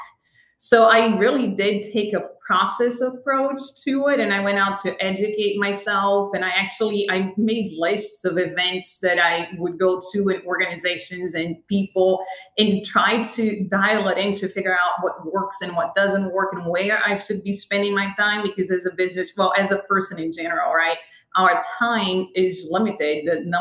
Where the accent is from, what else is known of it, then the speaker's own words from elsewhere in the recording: Rio de Janeiro, Brazil; moved away as an adult; now in United States; as a born and raised Brazilian